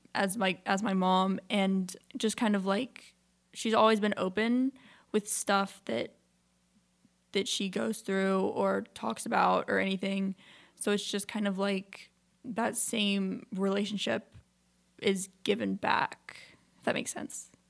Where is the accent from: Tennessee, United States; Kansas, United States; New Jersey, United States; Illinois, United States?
Tennessee, United States; Memphis; I was born in Memphis, Tennessee.